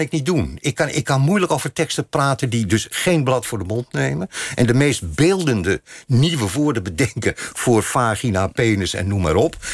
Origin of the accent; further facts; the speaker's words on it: Hilversum, North Holland, Netherlands; Ik ben in Hilversum geboren.